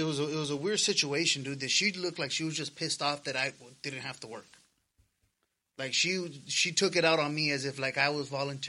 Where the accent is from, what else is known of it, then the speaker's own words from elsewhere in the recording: United States; as an American, because again, yes, I am a Latino male, but I am an American.